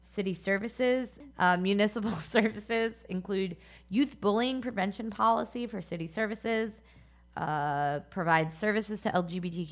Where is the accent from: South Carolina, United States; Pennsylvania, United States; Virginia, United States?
Pennsylvania, United States; Philadelphia; Philadelphia is where I spent most of my youth